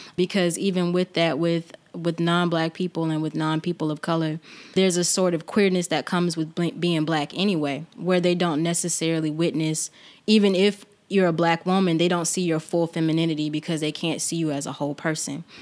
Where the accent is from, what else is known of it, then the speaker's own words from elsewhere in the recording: Albany, Georgia, United States; I am from Albany, born and raised